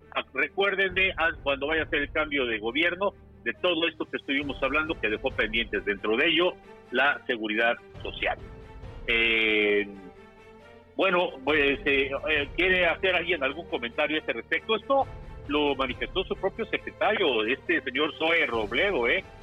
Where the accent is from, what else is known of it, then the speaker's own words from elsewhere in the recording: Mexico; aquí en México